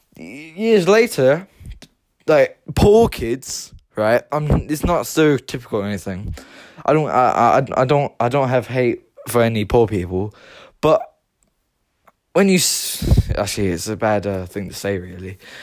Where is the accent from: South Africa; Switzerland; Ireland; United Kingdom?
Ireland; Limerick, Munster; I am, myself is Irish. I was born in Limerick County. And the city I was born in, Limerick City